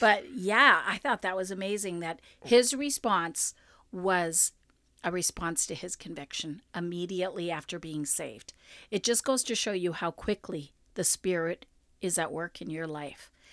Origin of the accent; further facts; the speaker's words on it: Winnipeg, Manitoba, Canada; I was from Winnipeg